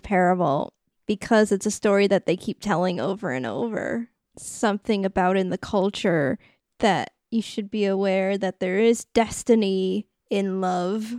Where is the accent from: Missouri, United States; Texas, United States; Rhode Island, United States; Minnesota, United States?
Rhode Island, United States; A sound that I literally cannot make because I'm from Rhode Island.